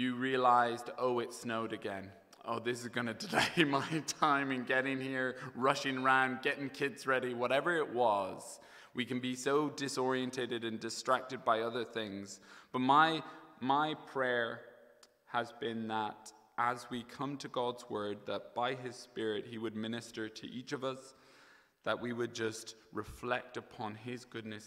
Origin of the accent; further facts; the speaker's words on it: County Kilkenny, Ireland; moved away as an adult; also born or lived in United Kingdom; now in Dublin, Ireland; I had the privilege of growing up in the best county in Ireland, Kilkenny. So I grew up there until I left and studied over in the UK.